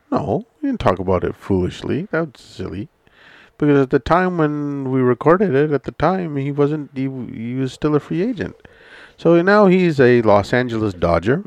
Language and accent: English; Canada; It's one of the beauties about being Canadian